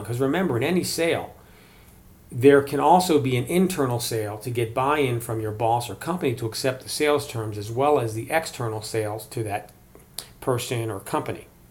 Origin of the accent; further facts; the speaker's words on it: Maryland, United States; now in Colorado, United States; I grew up in Maryland